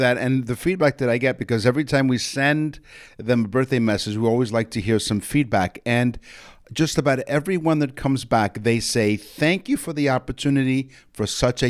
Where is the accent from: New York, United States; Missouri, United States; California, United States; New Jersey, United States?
New York, United States; New York City; now in Toronto, Canada; Roy and I, we grew up in the 70s and 80s in the Bronx, New York. Roy's currently residing in Florida. I'm in Toronto, Canada. But we grew up in the Bronx in the 70s and 80s.